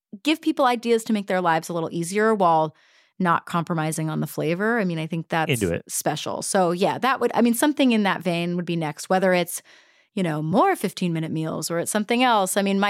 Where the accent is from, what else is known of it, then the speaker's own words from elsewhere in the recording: the South, United States; I'm from the South.